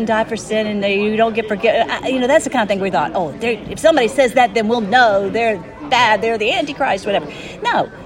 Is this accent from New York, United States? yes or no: no; Nashville, Tennessee, United States; moved away; I'm originally from Nashville